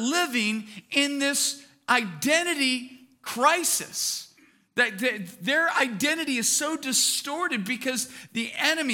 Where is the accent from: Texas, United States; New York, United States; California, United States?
California, United States; Bakersfield; I was born and raised in Bakersfield